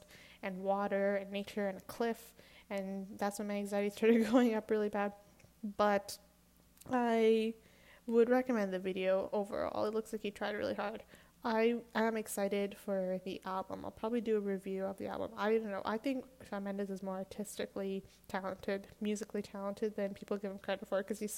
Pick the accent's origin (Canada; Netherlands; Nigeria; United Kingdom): Canada; I'm Canadian